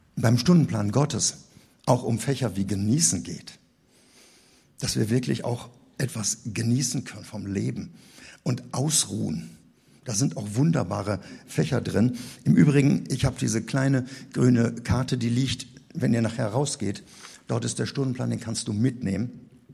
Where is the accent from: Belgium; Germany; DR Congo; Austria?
Germany; Rhineland; Bei uns im Rheinland